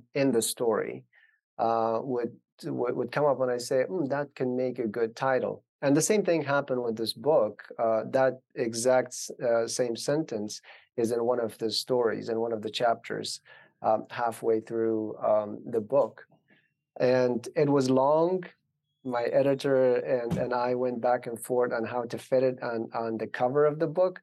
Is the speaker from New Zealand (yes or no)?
no; Afghanistan; moved away; growing up in Afghanistan in the 90s.